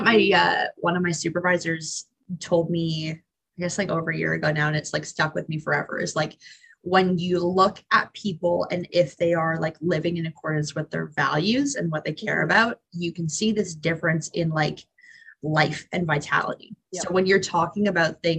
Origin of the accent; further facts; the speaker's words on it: Barrie, Ontario, Canada; also born or lived in Hamilton, Ontario; I grew up in Barrie